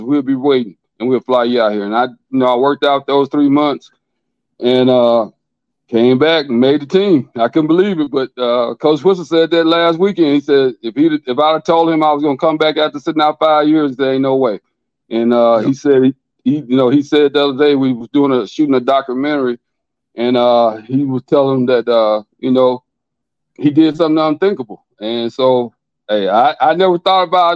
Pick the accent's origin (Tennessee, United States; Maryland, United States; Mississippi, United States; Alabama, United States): Mississippi, United States; Philadelphia; I grew up in a little town called Philadelphia, Mississippi. If they seen the movie Mississippi Burning, that's where I'm from